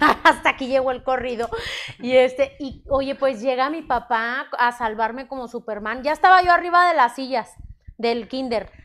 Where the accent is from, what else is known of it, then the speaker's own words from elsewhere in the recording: Monterrey, Nuevo León, Mexico; Aquí en Monterrey, orgullosamente Regia, Regia México, exactamente Monterrey